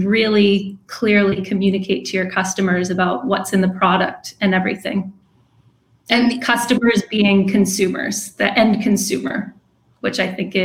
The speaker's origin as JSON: {"language": "English", "region": "East Coast", "country": "United States", "also_born_or_lived": "England", "moved": "as an adult", "lives_now": "San Diego, United States", "said": "I'm from the East Coast"}